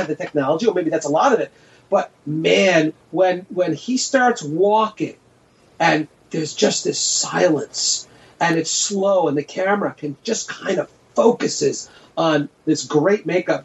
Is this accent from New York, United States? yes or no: yes; New York, United States; I was a kid growing up in New York